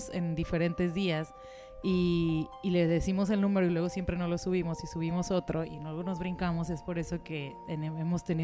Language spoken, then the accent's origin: Spanish; Argentina; de Argentina.